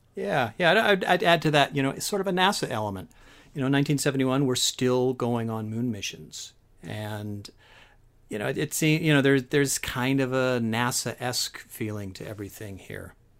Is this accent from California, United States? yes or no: yes; San Francisco Bay Area, California, United States; I grew up in the San Francisco Bay Area